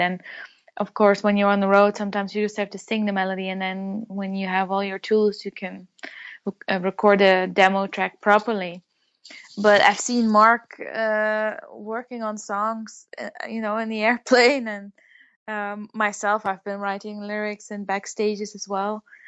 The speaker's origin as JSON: {"language": "English", "country": "Netherlands", "tie": "born or raised there"}